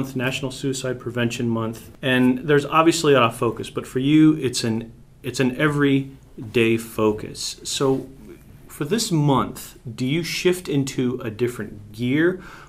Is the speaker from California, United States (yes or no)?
yes; San Diego, California, United States; moved away; my hometown of San Diego, California